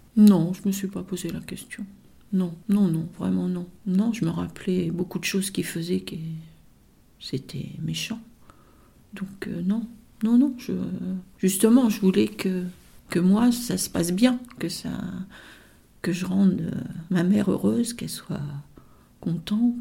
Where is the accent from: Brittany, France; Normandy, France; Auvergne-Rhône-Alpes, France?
Normandy, France; Rouen; also born or lived in Duclair; je suis née moi à Rouen. Donc euh, après on est, on est descendu euh, à Duclerc